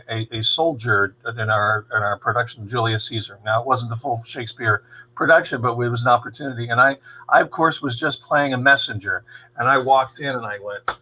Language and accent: English; Johnsonburg, Pennsylvania, United States; I'm from Johnsonburg originally